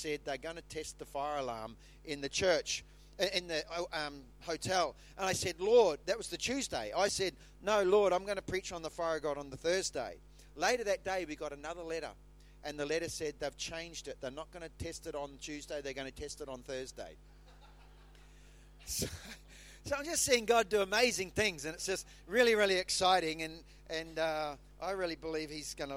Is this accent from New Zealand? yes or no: yes; New Zealand; moved away; when I grew up in New Zealand, I used to light the bonfire.